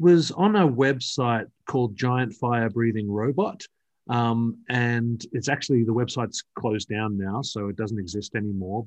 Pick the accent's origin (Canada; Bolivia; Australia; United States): Australia; I'm from Australia